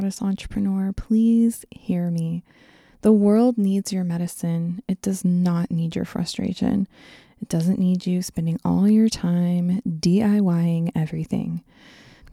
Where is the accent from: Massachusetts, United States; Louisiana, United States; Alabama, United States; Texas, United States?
Texas, United States; I grew up in Texas